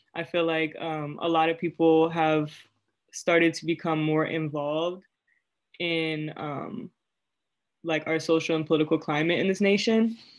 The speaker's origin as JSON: {"language": "English", "area": "Prince George's County", "region": "Maryland", "country": "United States", "moved": "as an adult", "lives_now": "Worcester, United States"}